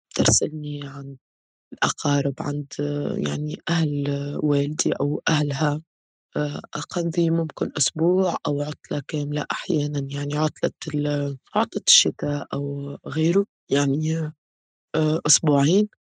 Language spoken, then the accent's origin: Arabic; Tunisia; كتونسيين في تونس